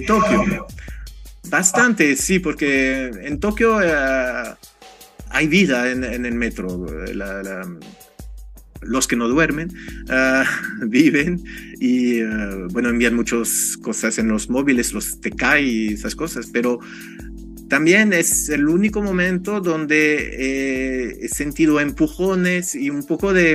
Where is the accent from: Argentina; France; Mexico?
France; Spanish is a second language; moved away; Como francés